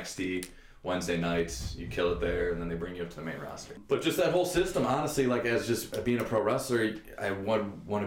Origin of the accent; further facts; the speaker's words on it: Rocky River, Ohio, United States; Pretty much our whole lives, you know what I mean, growing up in River